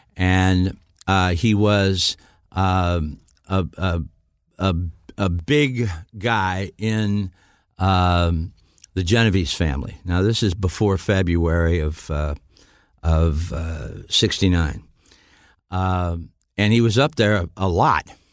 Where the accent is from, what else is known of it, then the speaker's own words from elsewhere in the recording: Niles, Michigan, United States; also born or lived in Dayton, Ohio; I was raised in Niles, Michigan.